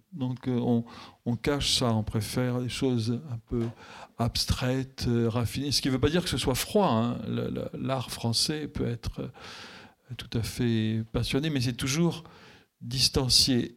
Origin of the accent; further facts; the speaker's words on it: France; je suis français